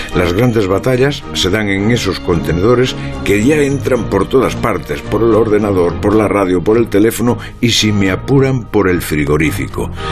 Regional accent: Lugo, Galicia, Spain; mi pueblo de Lugo

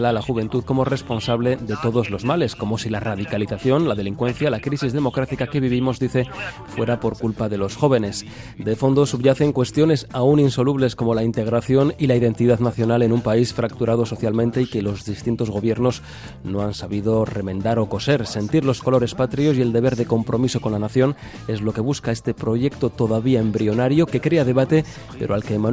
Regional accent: Israel; born there; tengo 19 eh, años, soy en la Fuerza de Defensa de Israel, nací en Israel también

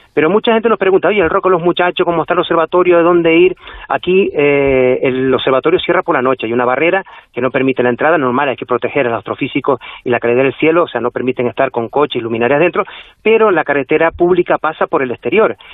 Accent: La Palma, Canary Islands, Spain; aquí en La Palma, aunque somos una de las Islas Canarias

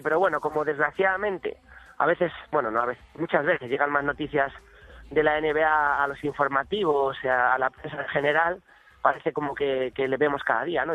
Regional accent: Castile, Spain; yo por ejemplo soy castellano todavía más

